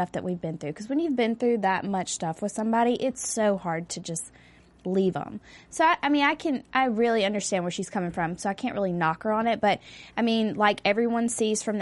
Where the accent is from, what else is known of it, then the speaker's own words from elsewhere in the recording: the South, United States; moved away; I'm from the South and everybody has kids young and gets married young